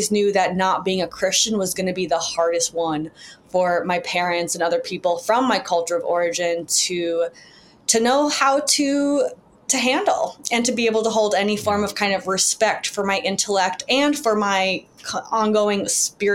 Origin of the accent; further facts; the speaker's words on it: Chicago, Illinois, United States; my father also in Chicago, where I grew up